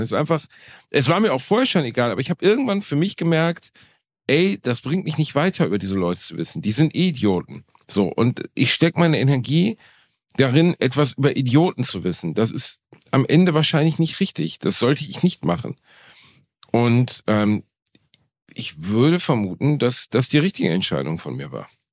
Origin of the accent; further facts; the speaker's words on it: Gelsenkirchen, North Rhine-Westphalia, Germany; ich komme halt immer noch aus Gelsenkirchen